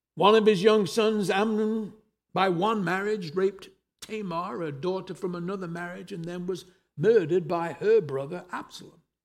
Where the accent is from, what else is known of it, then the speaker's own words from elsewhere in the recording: England, United Kingdom; moved away as an adult; also born or lived in Costa Mesa, California; now in Merritt Island, United States; I am originally from England